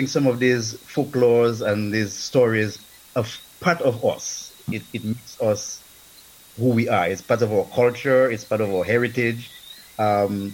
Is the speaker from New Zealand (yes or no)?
no; Kalinago Territory, Saint David, Dominica; moved away as an adult; also born or lived in United States; now in Jamaica; I was born in the Kalinago Territory in Dominica. I basically grew up in the Kalinago Territory.